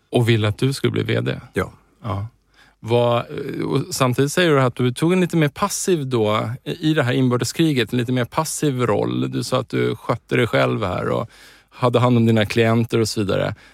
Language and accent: Swedish; Stockholm, Stockholm County, Sweden; also born or lived in Uppsala; Jag är född i Stockholm i Bromma. Jag är 59 år.